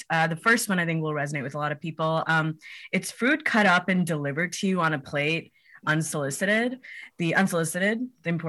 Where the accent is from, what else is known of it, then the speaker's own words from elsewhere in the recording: Hyderabad, Telangana, India; now in United States; Yeah, uh, we're all from Hyderabad uh, in India. It's in Telangana, uh, South India.